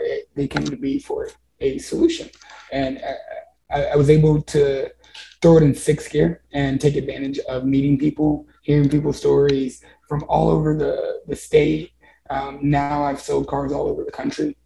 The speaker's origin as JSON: {"language": "English", "town": "Columbia", "region": "Missouri", "country": "United States", "tie": "born or raised there", "also_born_or_lived": "Texas", "said": "I live in Columbia, Missouri now. And um, I, have been here since I was seven, so it's hometown"}